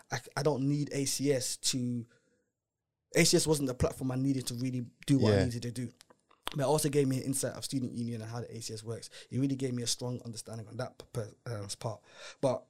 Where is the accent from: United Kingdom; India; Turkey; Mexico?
United Kingdom; England; we're not actually American. Yeah. We're from England.